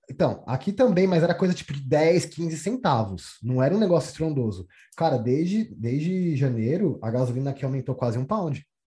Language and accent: Portuguese; São Paulo, Brazil; moved away as an adult; also born or lived in Toronto / southern Brazil; Eu sou da Zona Oeste, sou de Pirituba